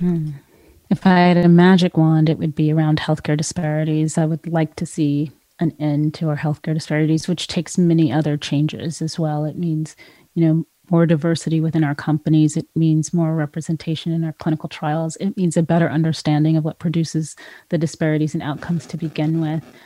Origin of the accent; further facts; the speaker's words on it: California, United States; moved away; California, which is my home state